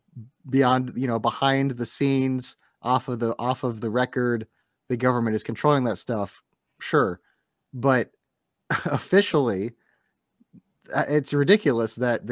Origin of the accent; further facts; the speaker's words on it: United States; As an American